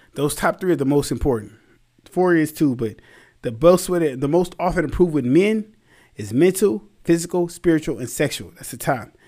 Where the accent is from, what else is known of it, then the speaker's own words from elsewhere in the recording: Anaheim, California, United States; also born or lived in Santa Ana, California; I'm from Santa Ana and Anaheim